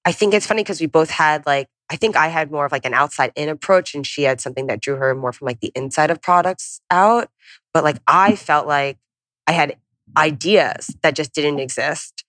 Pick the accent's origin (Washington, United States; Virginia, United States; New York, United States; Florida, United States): New York, United States; Long Island; moved away as an adult; also born or lived in St. Louis; I'm from Long Island.